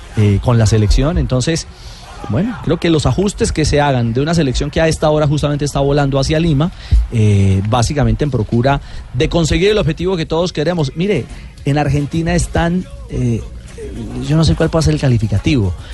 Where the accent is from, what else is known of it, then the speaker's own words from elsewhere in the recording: Colombia; como colombiano